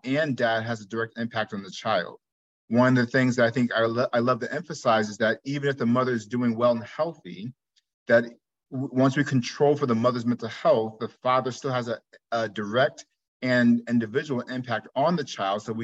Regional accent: New Jersey, United States; moved away as an adult; also born or lived in Iowa / Chicago; I'm originally from New Jersey, grew up there.

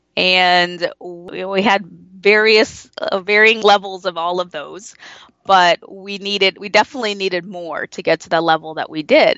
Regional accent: United States; I grew up with a, in a, as a first generation American in an immigrant family

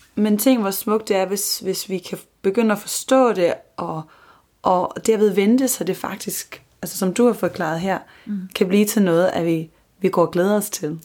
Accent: Copenhagen, Capital Region of Denmark, Denmark; jeg er københavner

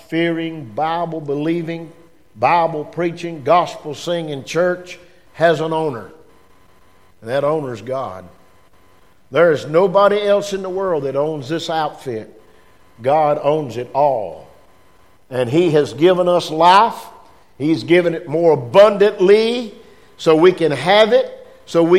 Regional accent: United States; I was born in America

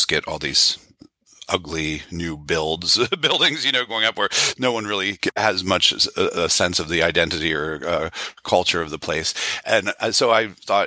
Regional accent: West Virginia, United States; Growing up in West Virginia

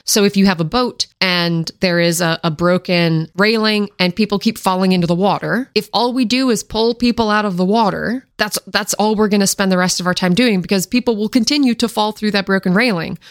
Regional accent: Washington, United States; I grew up in Washington State in the Pacific Northwest area

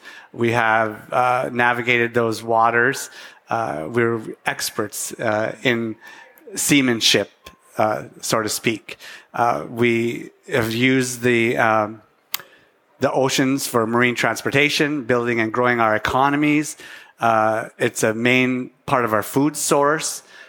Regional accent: Aleutian Islands, Alaska, United States; I am Unangan, and Unangan is the name the indigenous natives call themselves in our language, which is called Unangam Tanu. The Western word would be Aleut. I am from the Unangam have resided and inhabited, survived, and thrived in the Aleutian Island, Pribilof

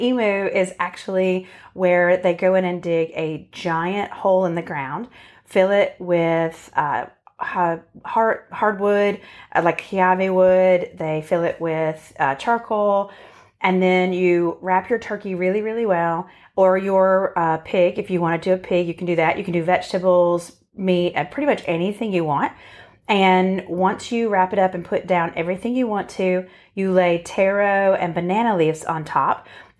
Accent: Boston, Massachusetts, United States; we grew up in Boston or outside of Boston in a very Italian Catholic family.

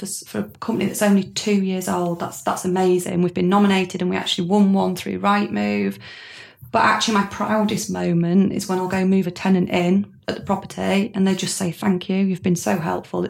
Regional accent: Harrogate, Yorkshire and the Humber, United Kingdom; also born or lived in Manchester; So I came back from Manchester, back to Harrogate, which is where I'm from

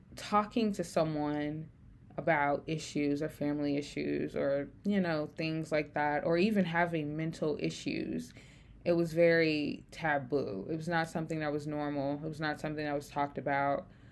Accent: Memphis, Tennessee, United States; moved away as an adult; I grew up in Memphis, Tennessee

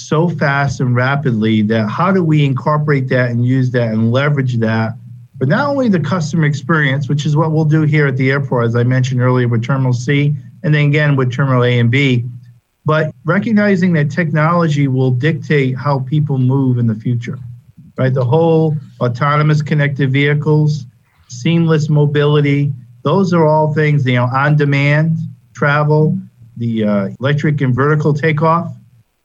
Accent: Massachusetts, United States; moved away as an adult; now in Florida, United States; I grew up in Massachusetts, like I said, went to the University of Massachusetts

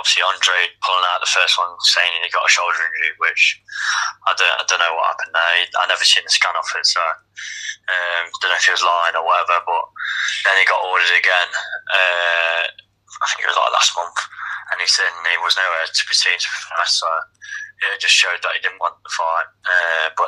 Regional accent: Derby, East Midlands, United Kingdom; my hometown

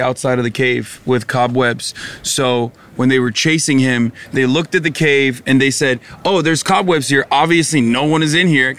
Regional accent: United Kingdom; Oh, dude, we love being British, by the way. As much as we shit on England.

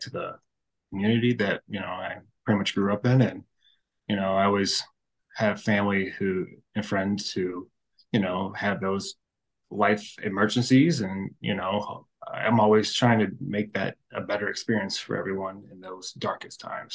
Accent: St. Louis, Missouri, United States; born and raised in St. Louis

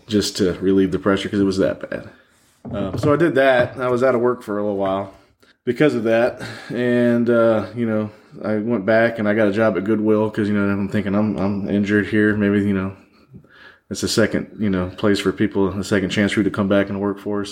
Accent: Orlando, Florida, United States; moved away; also born or lived in Michigan; I grew up in Orlando

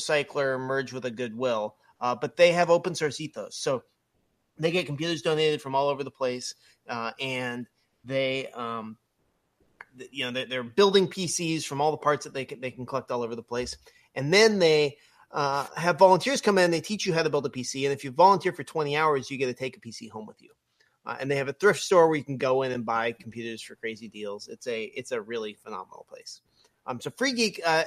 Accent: Oregon, United States; I grew up in Oregon, and I worked at a Mac repair center in Bend

